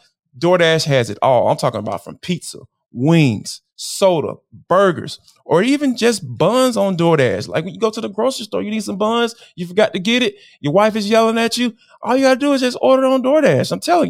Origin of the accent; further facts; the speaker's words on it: Atlanta, Georgia, United States; And growing up in Atlanta, I still don't get it to this day.